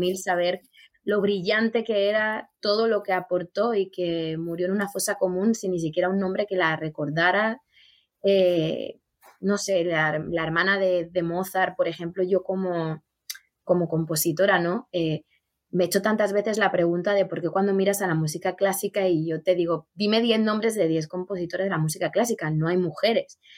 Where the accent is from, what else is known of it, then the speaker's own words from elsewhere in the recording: Spain; yo como española